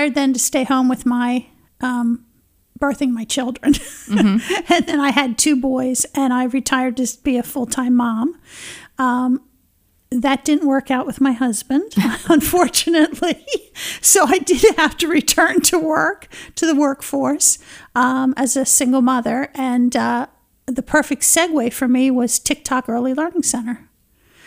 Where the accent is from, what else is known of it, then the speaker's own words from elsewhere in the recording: Lancaster County, Pennsylvania, United States; also born or lived in Massachusetts; I grew up in Lancaster County